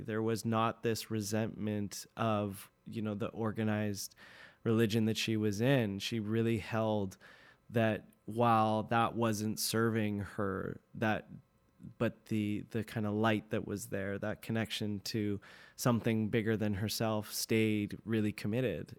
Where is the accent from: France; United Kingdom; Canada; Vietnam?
Canada; North Vancouver, British Columbia; loved growing up in Deep Cove